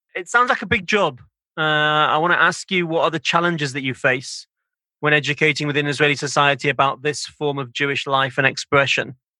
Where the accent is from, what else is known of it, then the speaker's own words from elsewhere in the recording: Manchester, North West England, United Kingdom; I grew up in Manchester in the north of England